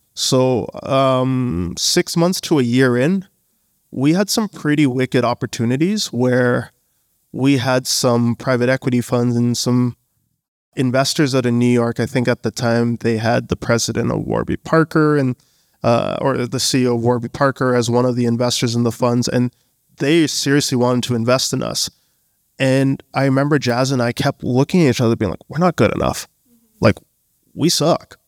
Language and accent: English; Canada; also born or lived in Bangladesh; Born in Canada, family's from Bangladesh